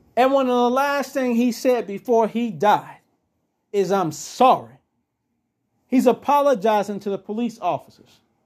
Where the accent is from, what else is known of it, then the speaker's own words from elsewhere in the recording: United States; we as the American people